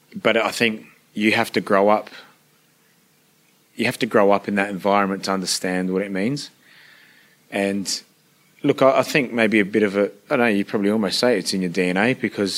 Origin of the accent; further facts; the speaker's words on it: Adelaide, South Australia, Australia; first language Italian dialect; English is a second language; I'm just a little Italian boy that grew up in Australia with Italian parents